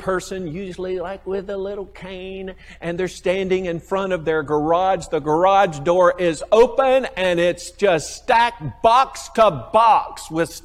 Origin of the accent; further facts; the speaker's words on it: United States; I'm an American